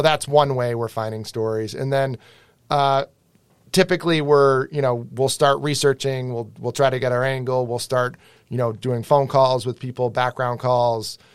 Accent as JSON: {"language": "English", "region": "Western Massachusetts", "country": "United States", "tie": "born or raised there", "moved": "as an adult", "lives_now": "Boston, United States", "said": "I grew up in Western Mass."}